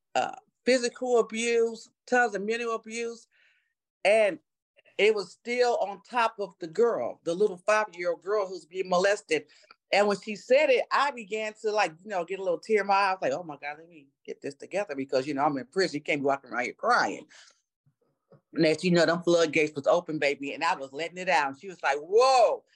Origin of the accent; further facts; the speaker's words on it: New York City, New York, United States; I was born in New York City uh, to a single mom. Uh, we lived three families in one three bedroom apartment